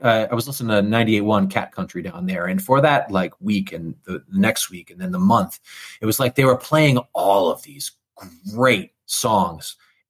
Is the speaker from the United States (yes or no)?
yes; San Antonio, Texas, United States; I'm from San Antonio, Texas, and I'm here to play some country music for y'all.